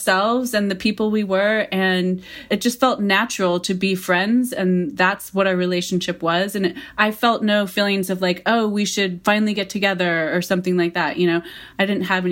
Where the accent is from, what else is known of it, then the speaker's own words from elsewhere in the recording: Mount Vernon, Washington, United States; also born or lived in Seattle; we had all of these experiences together as friends when we're growing up in Mount Vernon in high school